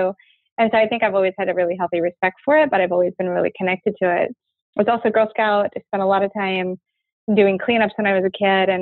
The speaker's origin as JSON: {"language": "English", "town": "Fairbanks", "region": "Alaska", "country": "United States", "tie": "born or raised there", "said": "I grew up in Fairbanks, Alaska. My mom went up to Alaska when I was tiny to work on the pipeline"}